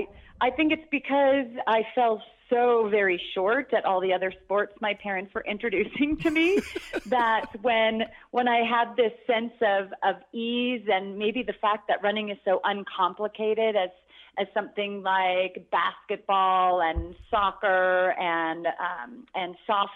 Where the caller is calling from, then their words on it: Mammoth Lakes, California, United States; Mammoth Lakes, California is where I've lived for 19 years.